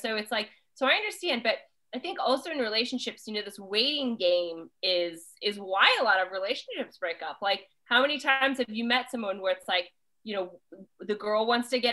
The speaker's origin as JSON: {"language": "English", "region": "Kansas", "country": "United States", "tie": "born or raised there", "moved": "yes", "said": "I grew up in Kansas"}